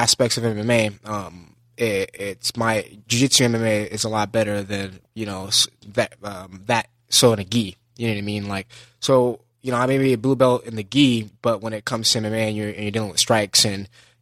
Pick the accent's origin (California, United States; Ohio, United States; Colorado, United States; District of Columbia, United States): California, United States; Los Angeles; I grew up in LA, Los Angeles